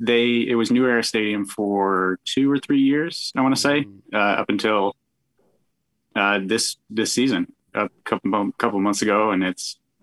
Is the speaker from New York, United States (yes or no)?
yes; Hamburg, New York, United States; I'm from Hamburg, New York, which is a suburb just south of the city of Buffalo. And it is right next door to Orchard Park, home of the newly named Highmark Stadium, where the Buffalo Bills play.